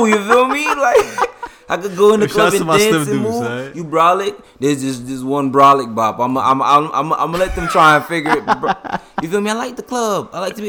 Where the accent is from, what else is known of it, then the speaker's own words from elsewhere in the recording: Jamaica; Excuse my language, I'm Jamaican.